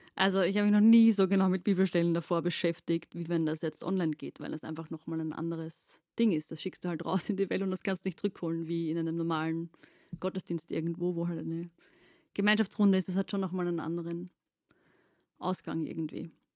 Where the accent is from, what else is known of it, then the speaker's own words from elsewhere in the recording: Austria; wir sind aus Wien, äh, beziehungsweise südlich von Wien